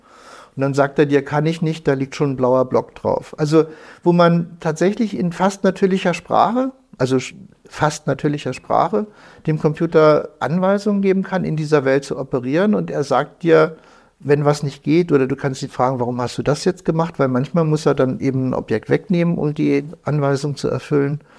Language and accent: German; Lower Saxony, Germany; Nein, ich bin aufgewachsen in der Düneburger Heide. Ah ja, okay. Also so etwas nördlich von Wolfsburg.